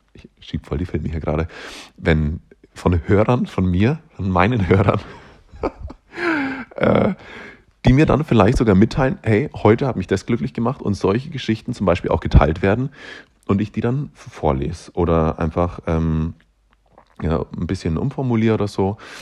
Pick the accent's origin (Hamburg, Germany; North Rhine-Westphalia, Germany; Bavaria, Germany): Bavaria, Germany; Upper Palatinate; accent: slightly Bavarian; now in Nuremberg, Germany; Ich komme aus der Oberpfalz, das ist äh, Aussage genug, glaube ich. Ähm, sollte dementsprechend eigentlich auch einen leicht, einen leicht, da haben wir es schon wieder, einen leicht bayerischen Akzent haben